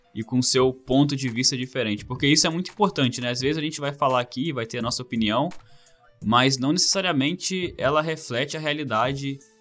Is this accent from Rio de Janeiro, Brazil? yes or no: yes; interior of Rio de Janeiro, Brazil; moved away as an adult; also born or lived in Wales, United Kingdom; now in Australia; Nasci no interior do Rio de Janeiro, fiz minha graduação no Rio